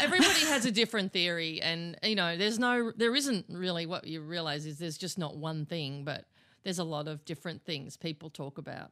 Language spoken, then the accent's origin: English; Australia